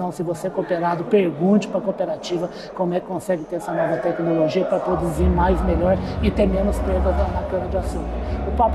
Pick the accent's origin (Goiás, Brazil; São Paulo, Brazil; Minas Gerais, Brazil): Minas Gerais, Brazil; Uberaba; sou de Uberaba.